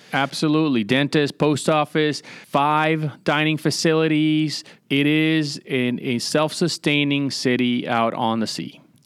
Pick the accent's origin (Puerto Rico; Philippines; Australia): Puerto Rico; San Juan; moved away; also born or lived in Newport, Rhode Island / Virginia Beach, Virginia; originally, I'm from San Juan, Puerto Rico, born and raised down there